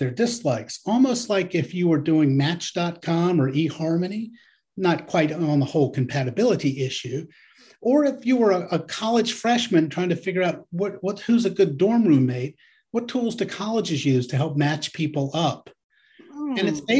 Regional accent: Nebraska, United States; Jerry grew up in Kansas and I grew up in Nebraska. We should talk about corn.

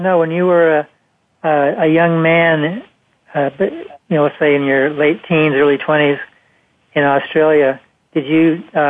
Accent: Los Angeles, California, United States; I grew up in Los Angeles, in Hollywood.

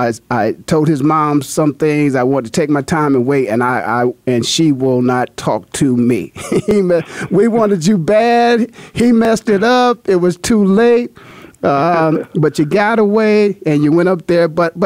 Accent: Canton, Ohio, United States; born or raised there; now in Arizona, United States

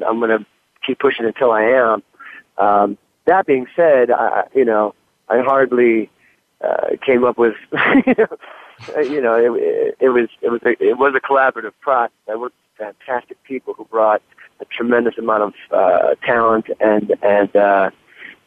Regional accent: Detroit, Michigan, United States; I'm growing up in Detroit, you know, being a Lions fan

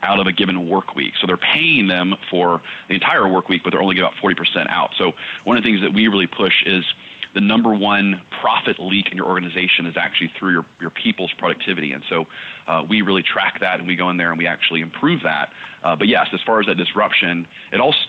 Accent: Texas, United States; I came from Texas football. I was, an all-state football player growing up.

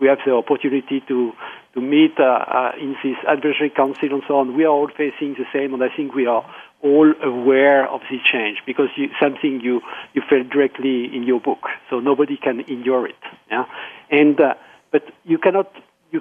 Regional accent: France; moved away; also born or lived in Austria; I am French, but I call from Austria.

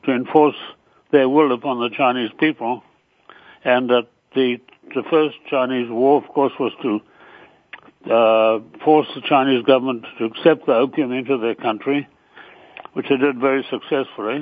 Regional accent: Ireland; I'm Irish by nationality

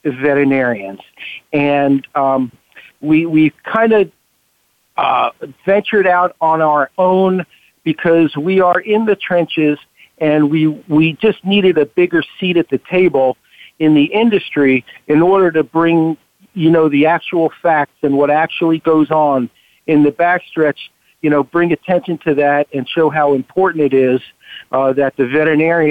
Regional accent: Long Island, New York, United States; moved away as an adult; also born or lived in Ithaca, New York; now in Maryland, United States; I was a New York resident, born and raised there, and I came to Maryland after vet school in way back when.

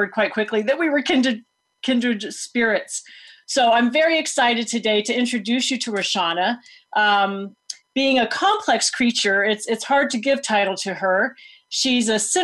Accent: Foster City, California, United States; I am speaking to you today from my parents' home where I grew up in Foster City

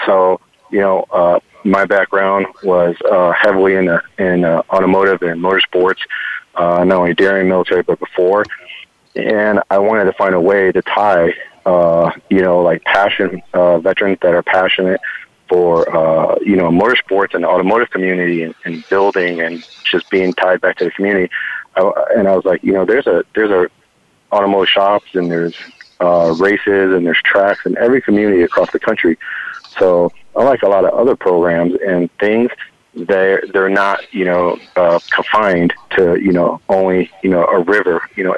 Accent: Cleveland, Ohio, United States; also born or lived in Cincinnati / California; now in Tampa, United States; And coming from Ohio, where typically I moved from Cleveland to Cincinnati, and I thought, you know, I wasn't going to get the effects of winter in Cincinnati.

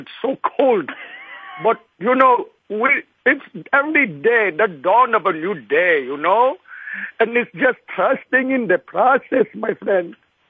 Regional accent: Mumbai, Maharashtra, India; also born or lived in Chicago; now in United States; I am from Bombay, India. I've been here. I went to Chicago first.

